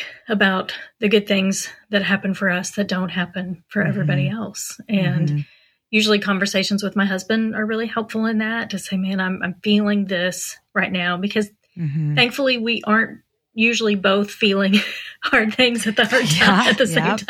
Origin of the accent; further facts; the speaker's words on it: Pennsylvania, United States; now in Texas, United States; And we came from Pennsylvania, and we had lots of supports in Pennsylvania.